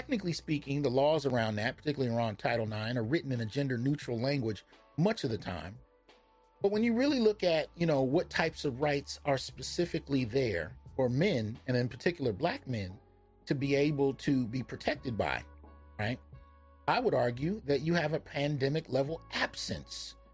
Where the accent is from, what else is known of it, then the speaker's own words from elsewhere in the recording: the Bay Area, California, United States; I grew up in the Bay